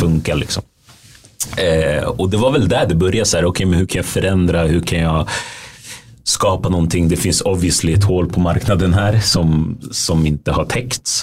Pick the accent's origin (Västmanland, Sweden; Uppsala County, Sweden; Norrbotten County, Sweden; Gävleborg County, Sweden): Västmanland, Sweden; Västerås; moved away as an adult; also born or lived in United States; now in Stockholm, Sweden; jag är ju född och uppvuxen i Sverige